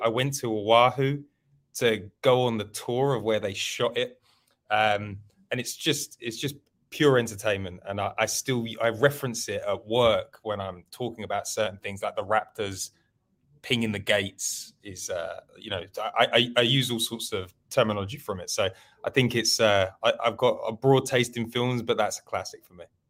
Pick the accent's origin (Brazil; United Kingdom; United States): United Kingdom; London; I'm from London